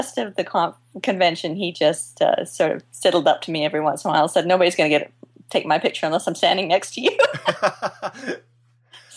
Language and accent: English; Canada; I'm from Canada